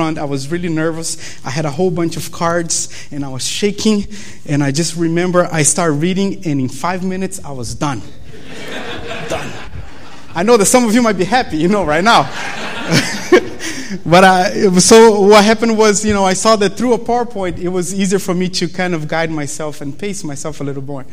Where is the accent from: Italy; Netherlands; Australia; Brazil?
Brazil; English is a second language; moved away as an adult; now in Berrien Springs, United States; you guys probably noticed my accent, you know, the fact that I'm from Brazil